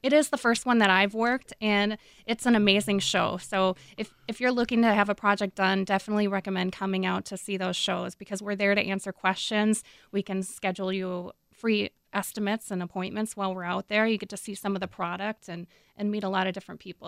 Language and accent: English; Minnesota, United States; I'm from Minnesota